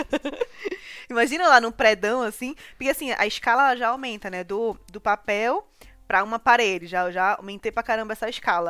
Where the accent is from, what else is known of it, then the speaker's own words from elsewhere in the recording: Recife, Pernambuco, Brazil; moved away as an adult; now in São Paulo, Brazil; morava no Ibura